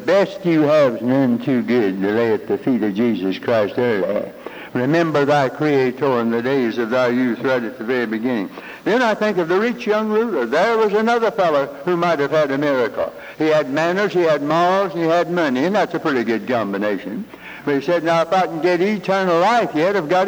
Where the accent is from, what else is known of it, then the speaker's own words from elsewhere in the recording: Hickory, North Carolina, United States; moved away; I'm from Hickory, North Carolina, rural free delivery, Route 1.